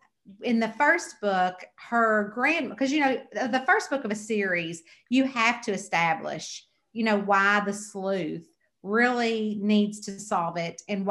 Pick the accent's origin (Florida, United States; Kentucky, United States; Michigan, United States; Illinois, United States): Kentucky, United States; I'm from Kentucky